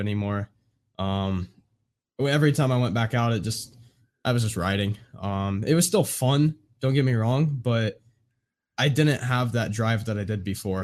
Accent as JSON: {"language": "English", "region": "Indiana", "country": "United States", "tie": "born or raised there", "said": "I'm born and raised in Indiana."}